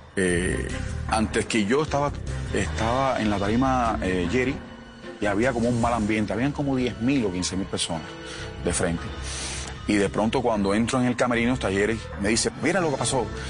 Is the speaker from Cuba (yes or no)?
yes; Cuba; moved away as an adult; also born or lived in Miami / Colombia; al no tener mi país, eh, Cuba